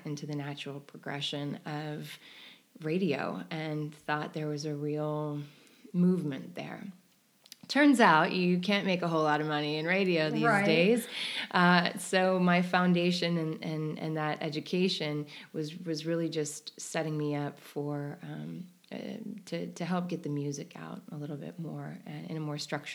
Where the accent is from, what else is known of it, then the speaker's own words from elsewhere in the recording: Chicago, Illinois, United States; I grew up in Chicago in the suburbs